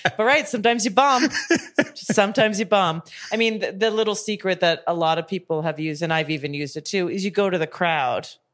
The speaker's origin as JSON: {"language": "English", "town": "Calgary", "region": "Alberta", "country": "Canada", "tie": "born or raised there", "also_born_or_lived": "Montreal", "moved": "as an adult", "said": "I grew up in Calgary, Alberta, Canada"}